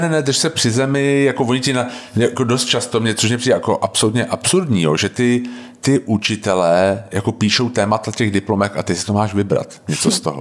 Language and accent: Czech; Czechia; u nás jako Češi